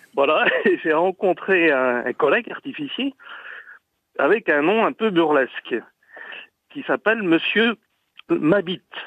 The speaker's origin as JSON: {"language": "French", "town": "Saint-Vincent-Sterlanges", "region": "Pays de la Loire", "country": "France", "tie": "born or raised there", "said": "je suis né à Saint-Vincent"}